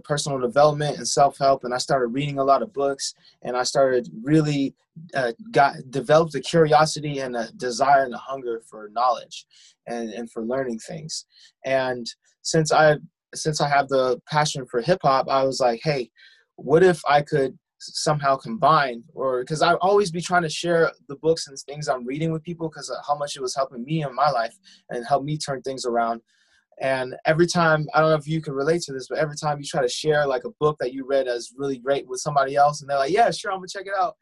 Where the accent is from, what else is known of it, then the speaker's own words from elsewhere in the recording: San Diego, California, United States; I am from San Diego, California